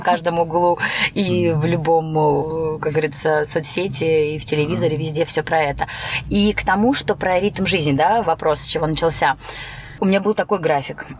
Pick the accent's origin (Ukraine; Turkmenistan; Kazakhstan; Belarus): Turkmenistan; Türkmenabat, Lebap Region; now in Saint Petersburg, Russia; Я родилась в Средней Азии, Республика Туркменистан